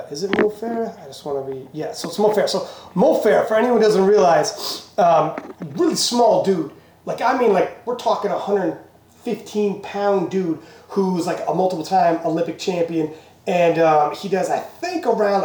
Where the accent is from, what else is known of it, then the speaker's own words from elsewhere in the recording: Canada; we're Canadian